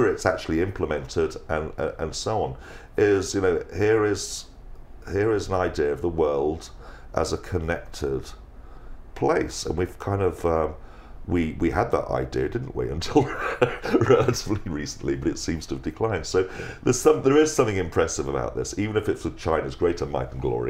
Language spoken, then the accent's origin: English; England, United Kingdom; being an Englishman